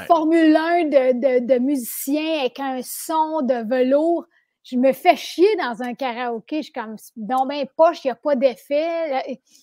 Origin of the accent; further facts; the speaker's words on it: Sainte-Adèle, Quebec, Canada; je viens de Mont-Roland, Saint-Adèle. Euh, je suis très contente d'avoir grandi là